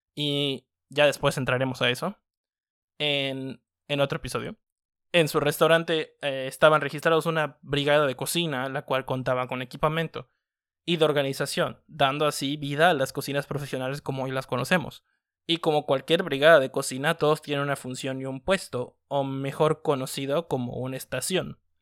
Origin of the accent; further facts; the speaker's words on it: Mexico; nos identifica como mexicanos